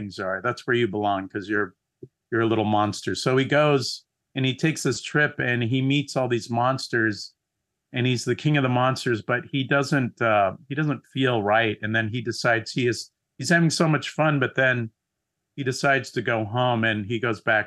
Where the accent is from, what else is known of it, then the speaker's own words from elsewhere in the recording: San Diego, California, United States; I grew up in San Diego, which is south of Los Angeles